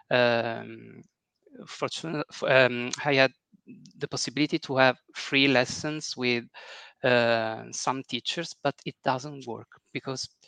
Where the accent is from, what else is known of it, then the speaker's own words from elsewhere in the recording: Italy; English is a second language; from Italy. I work as a software engineer in a company located in my hometown, and I'm 43 years old.